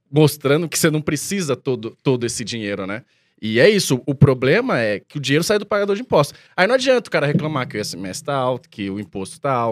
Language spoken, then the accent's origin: Portuguese; São Paulo, Brazil; tem uma lá perto da onde eu, da onde eu cresci, em Arthur Alvim, Itaquera, que é conjunto habitacional.